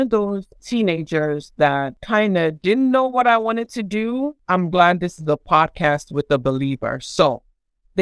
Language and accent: English; Nigeria; moved away as an adult; also born or lived in Providence, Rhode Island, United States / Tallahassee, Florida, United States; now in United States; I was born in Providence, Rhode Island, and started being raised in Tallahassee, Florida. And then my family, my parents moved back to Nigeria when I was 8 years old. And then, you know, of course, I was in Nigeria for about 13 years